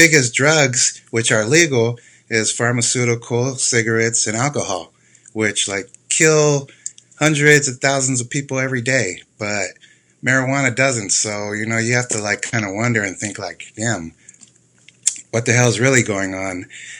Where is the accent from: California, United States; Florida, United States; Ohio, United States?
California, United States; Oceanside; I'm from Oceanside, California. My family is from here. We moved around a lot and I always came back to the O.